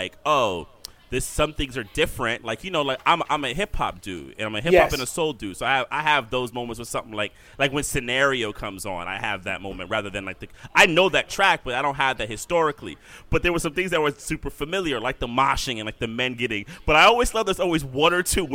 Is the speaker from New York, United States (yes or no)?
yes; New York, United States; I grew up in New York